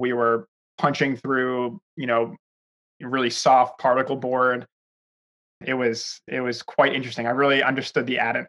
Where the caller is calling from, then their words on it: New York, United States; I am calling in from New York